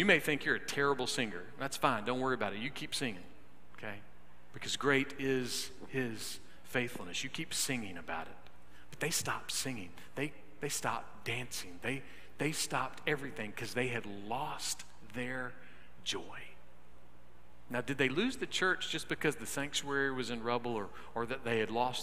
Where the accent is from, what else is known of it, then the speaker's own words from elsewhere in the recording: United States; I love being American. I am proud of our country, warts and all.